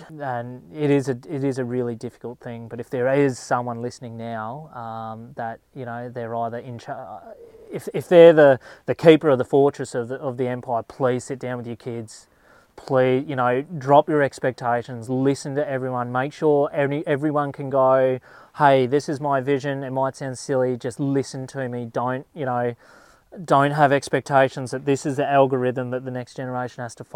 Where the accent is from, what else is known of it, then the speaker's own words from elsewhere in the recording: Charters Towers, Queensland, Australia; moved away; my family, we're from Charters Towers. We've got properties there